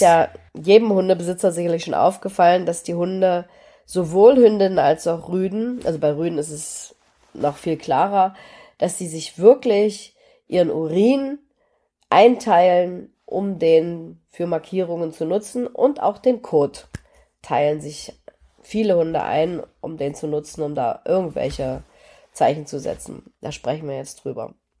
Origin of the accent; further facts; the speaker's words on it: Germany; Apfelsinen gab es in der DDR nicht so häufig, aber zu Weihnachten kriegten wir